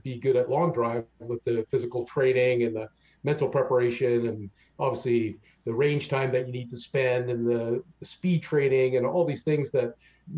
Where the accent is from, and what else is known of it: Canada